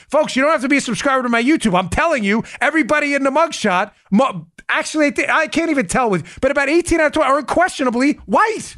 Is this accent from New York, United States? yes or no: yes; New York City, New York, United States; I grew up in Queens too, not far from where he grew up.